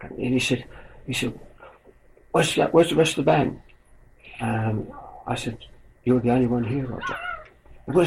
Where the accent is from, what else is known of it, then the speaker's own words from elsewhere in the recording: Chelmsford, East of England, United Kingdom; a local corn exchange in my hometown where they held the wrestling